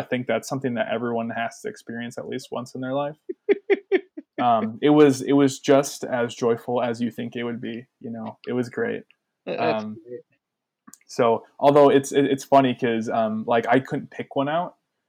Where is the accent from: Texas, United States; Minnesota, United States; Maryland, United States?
Minnesota, United States; Brainerd; now in Duluth, United States; because I'm from Brainerd originally.